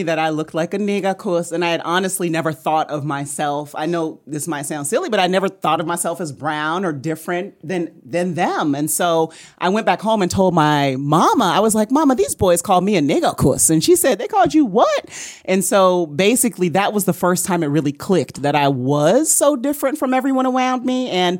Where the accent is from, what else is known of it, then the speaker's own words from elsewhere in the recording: Germany; I think I shared in the first episode that I grew up overseas. I grew up in Germany, and I can distinctly remember playing with a group of boys.